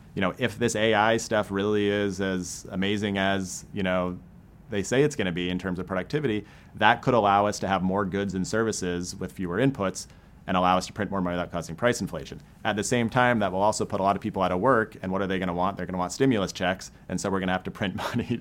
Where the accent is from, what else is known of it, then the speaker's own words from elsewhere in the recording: Maine, United States; now in St. Louis, United States; I grew up in Maine.